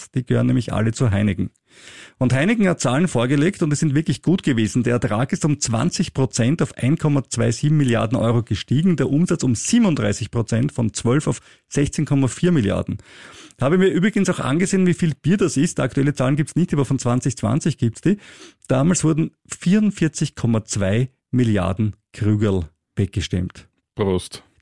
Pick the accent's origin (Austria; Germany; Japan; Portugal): Austria; bei großen Börsengängen bin ich als Österreicher immer viel zu spät dran